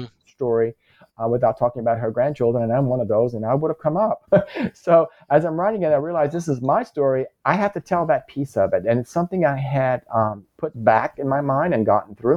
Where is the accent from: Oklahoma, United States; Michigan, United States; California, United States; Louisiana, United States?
Louisiana, United States; born or raised there